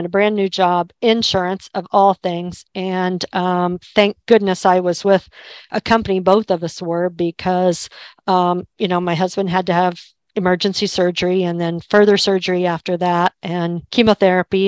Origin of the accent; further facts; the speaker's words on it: Kansas, United States; moved away as an adult; also born or lived in Albuquerque; I was born and raised in Kansas